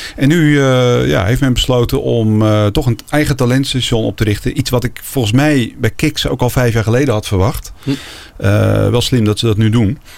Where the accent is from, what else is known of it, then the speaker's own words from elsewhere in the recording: Netherlands; als Nederlandse